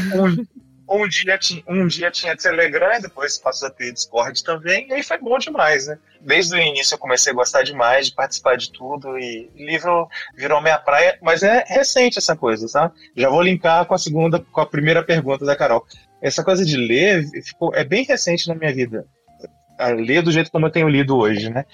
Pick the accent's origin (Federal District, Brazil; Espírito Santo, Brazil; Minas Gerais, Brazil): Minas Gerais, Brazil; Juiz de Fora; na cidade onde eu nasci e estudei, fiz a faculdade, Juiz de Fora, Minas Gerais